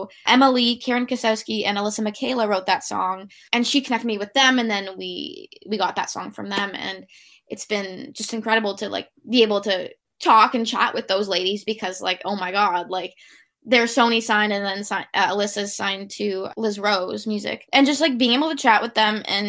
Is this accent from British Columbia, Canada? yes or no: no; Toronto, Ontario, Canada; growing up in Toronto